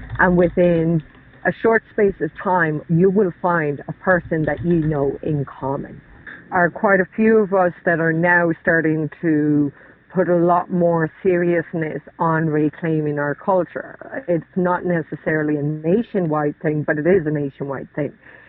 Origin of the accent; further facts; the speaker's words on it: Ireland; we suddenly became ashamed to be Irish